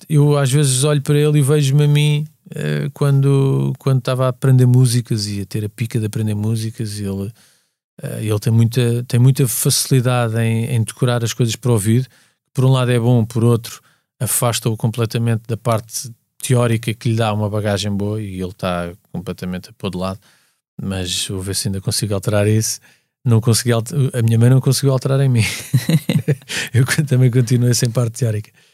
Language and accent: Portuguese; Lisbon, Portugal; sou de Lisboa, cresci, nasci em Lisboa